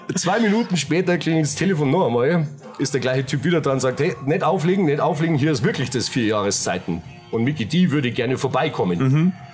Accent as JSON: {"language": "German", "town": "Munich", "region": "Bavaria", "country": "Germany", "tie": "born or raised there", "also_born_or_lived": "Giesing", "accent": "Bavarian", "said": "mitten in der Innenstadt. Rechts der Isar, aufgewachsen, äh, Höhe Viktualienmarkt."}